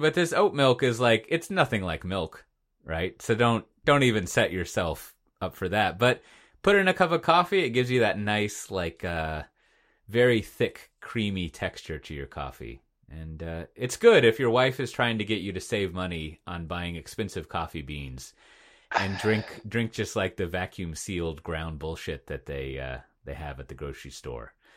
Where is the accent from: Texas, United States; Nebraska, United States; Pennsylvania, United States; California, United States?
Texas, United States; as a Texan